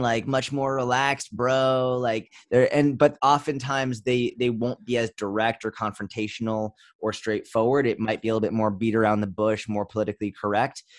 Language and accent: English; Boston, Massachusetts, United States; I grew up in Boston